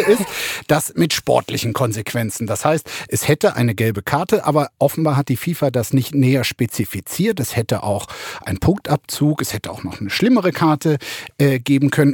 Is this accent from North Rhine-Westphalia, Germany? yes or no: no; Brandenburg, Germany; bei uns in Brandenburg